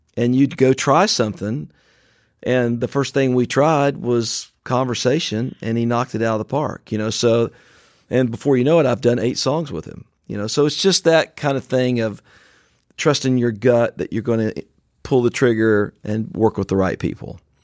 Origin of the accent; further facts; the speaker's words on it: Franklin, Tennessee, United States; recorded in a warehouse in my hometown of Franklin, Tennessee